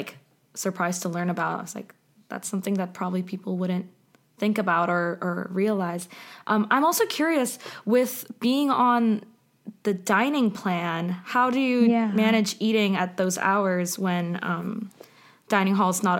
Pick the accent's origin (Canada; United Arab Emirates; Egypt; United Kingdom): United Arab Emirates; Dubai; now in United States; I grew up in Dubai, so lot of my bestest friends were South Asian, Middle Eastern, and Muslim women.